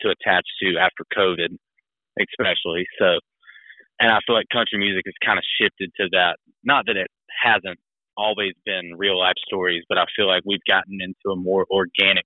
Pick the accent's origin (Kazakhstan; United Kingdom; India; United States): United States; Cuthbert, Georgia; moved away; I grew up in Southwest Georgia, a little town called Cuthbert, which is about as big as the golf course